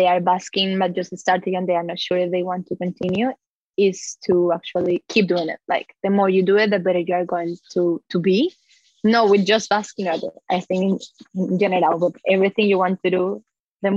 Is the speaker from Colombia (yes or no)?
yes; Colombia; now in Melbourne, Australia; I'm originally from Colombia, and I'm living nowadays